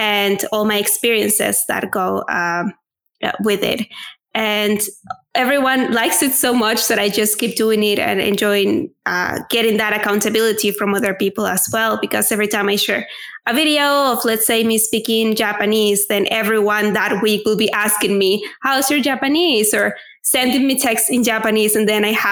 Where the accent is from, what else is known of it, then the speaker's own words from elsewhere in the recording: Venezuela; first language Spanish; English is a second language; moved away as an adult; now in Spain; I am originally from Venezuela, so my native language is Spanish